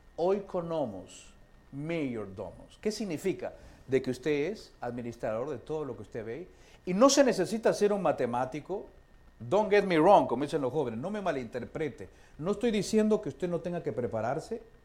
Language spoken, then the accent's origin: Spanish; Peru; moved away; muchos hermanos en mi país, en Perú